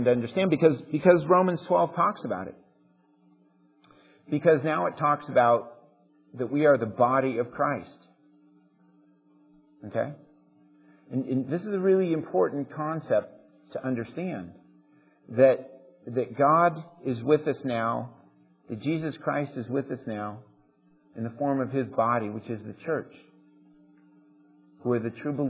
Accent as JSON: {"language": "English", "country": "United States"}